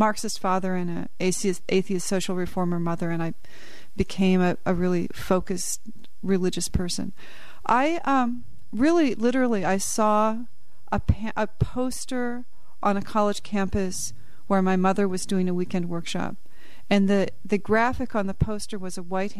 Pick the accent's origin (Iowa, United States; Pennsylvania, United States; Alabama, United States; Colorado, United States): Colorado, United States; Boulder; moved away as an adult; also born or lived in Fort Collins, Colorado / Kenya; now in South Hadley, United States; I grew up in Colorado.